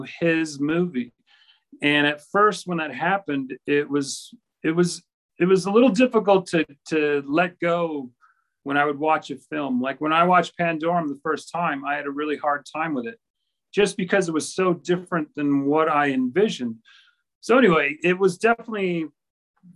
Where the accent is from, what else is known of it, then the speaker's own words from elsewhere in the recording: Minnesota, United States; also born or lived in Chicago; I'm originally from Chicago, but I grew up in Minnesota